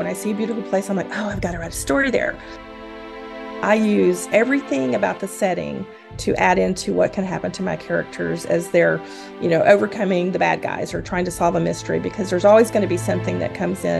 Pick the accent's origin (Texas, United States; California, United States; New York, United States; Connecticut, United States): Texas, United States; now in Washington State, United States; I am originally from Texas